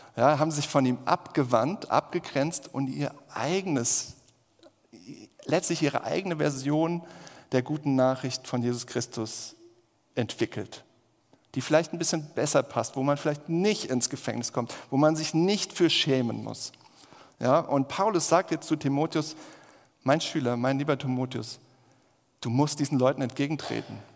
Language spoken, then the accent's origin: German; Germany; wir sind ja als Deutsche eh sehr kritisch